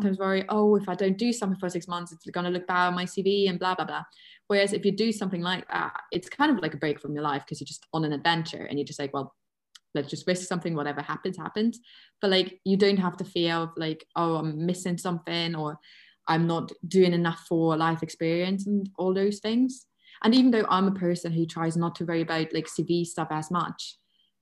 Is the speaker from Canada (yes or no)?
no; Germany; English is a second language; I am German